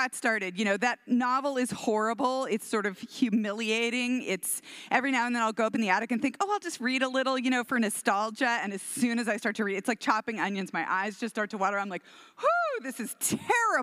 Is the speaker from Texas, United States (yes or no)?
yes; Houston, Texas, United States; My mom, we're from Texas. I'm from Houston and we have like 500 cousins in Houston.